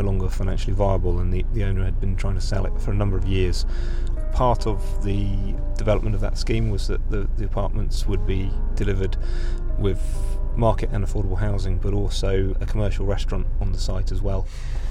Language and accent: English; Perranporth, South West England, United Kingdom; moved away as an adult; I grew up in Perranporth